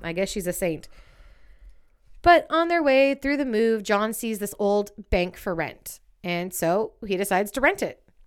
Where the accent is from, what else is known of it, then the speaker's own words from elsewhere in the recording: United States; I'm American